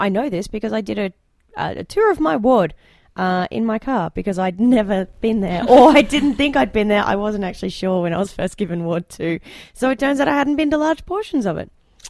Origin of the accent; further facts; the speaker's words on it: Brisbane, Queensland, Australia; also born or lived in Newfoundland; now in Edmonton, Canada; Brisbane, my hometown, has a lot of express buses and a lot of specific bus tunnels, bus bridges, bus lanes, bus everything, because there is a lot of traffic congestion there.